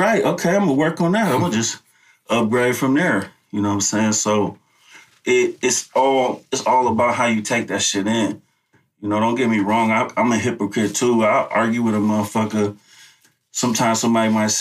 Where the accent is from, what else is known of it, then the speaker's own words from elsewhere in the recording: Oakland, California, United States; I came to the town when I was like 3. Mm-hmm. So I've been here all my life